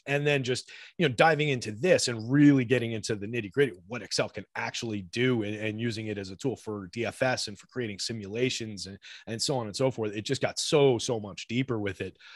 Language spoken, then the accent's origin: English; New Jersey, United States; also born or lived in New York / Georgia; now in Jersey City, United States; we moved back up here to, uh, Central Jersey where I grew up